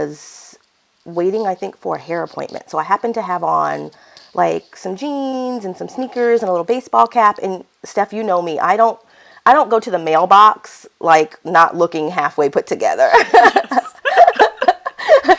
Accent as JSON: {"language": "English", "town": "Fort Lauderdale", "region": "Florida", "country": "United States", "tie": "born or raised there", "lives_now": "Jacksonville, United States", "said": "I am a native Floridian. I was raised in Fort Lauderdale, Florida"}